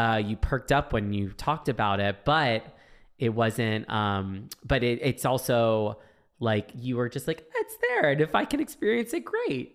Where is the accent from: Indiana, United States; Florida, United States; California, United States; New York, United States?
Florida, United States; growing up in Florida